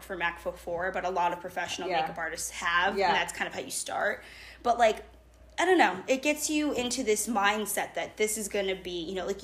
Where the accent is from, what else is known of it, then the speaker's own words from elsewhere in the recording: Boston, Massachusetts, United States; I grew up in Boston, Massachusetts